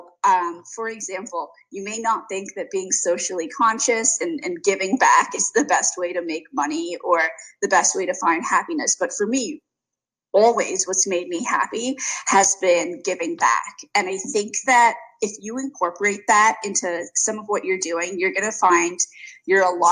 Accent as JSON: {"language": "English", "country": "South Africa", "said": "Being South African"}